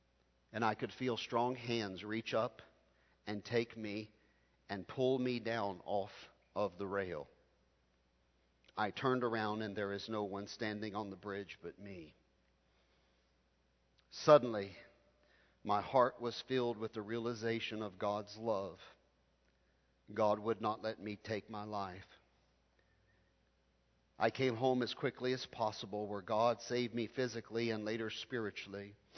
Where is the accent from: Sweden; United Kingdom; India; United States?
India; South India; I'm from South India. I was brought up in a family who taught me the Bible. I'm brought up in a Christian family surrounded by Hindus in southern India.